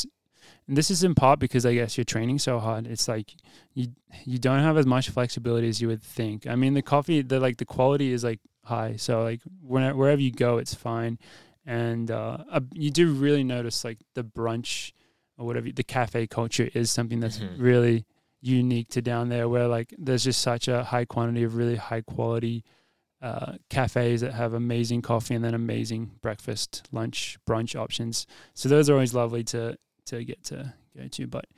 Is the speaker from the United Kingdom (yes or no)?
no; Sydney, New South Wales, Australia; moved away; I've always been someone that defends my hometown as a good place for running